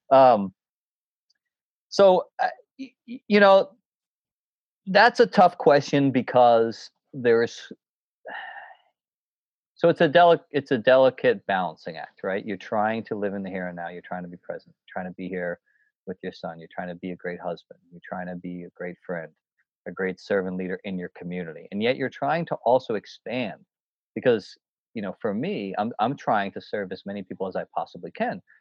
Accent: New Hampshire, United States; And I always did it as a young kid when I would hike these mountains, growing up in the White Mountains, doing all these, you know, the presidential peaks

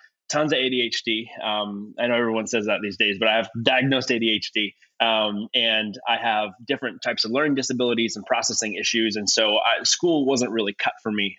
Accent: Ontario, Canada; moved away as an adult; now in California, United States; I'm originally from Ontario, Canada, from a smaller town, about an hour and a bit north of Toronto. Born and raised in that area.

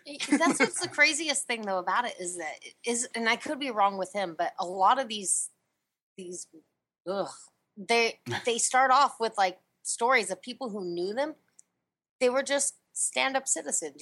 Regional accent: Puget Sound, Washington, United States; I'm from the Puget Sound

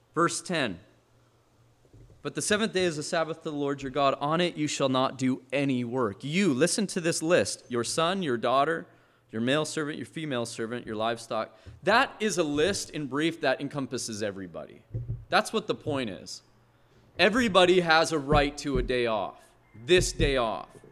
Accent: Montana, United States; moved away; I come from Montana where they strip a harvest

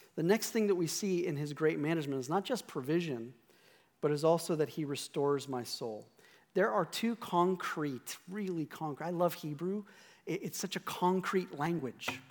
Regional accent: Scotland, United Kingdom; I'm Scottish

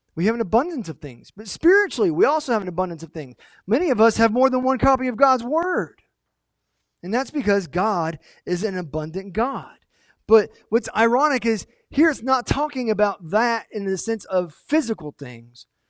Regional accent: United States; We, as Americans, not just as American Christians, but as Americans

